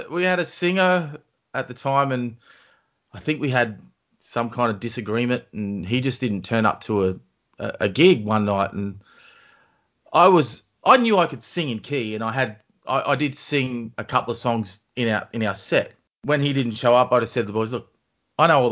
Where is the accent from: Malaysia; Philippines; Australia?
Australia; Narrabri, New South Wales; now in Newcastle, Australia; Born and bred in Narrabri